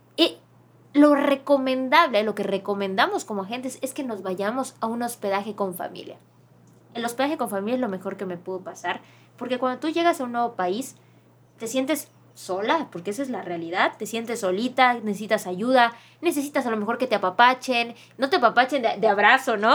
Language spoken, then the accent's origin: Spanish; Mexico